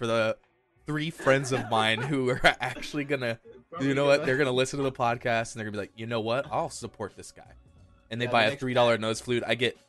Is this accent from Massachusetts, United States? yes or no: no; Louisiana, United States; now in Texas, United States; I grew up in Louisiana.